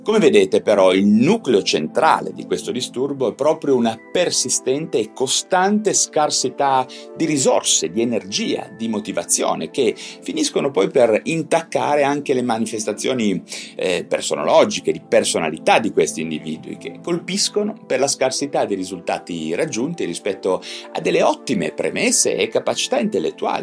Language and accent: Italian; Genoa, Liguria, Italy; io da genovese verace